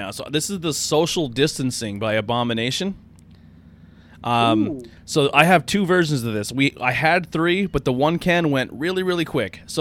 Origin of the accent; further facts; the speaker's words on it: Pennsylvania, United States; So we're from Schuylkill County, Pennsylvania. We do beer reviews.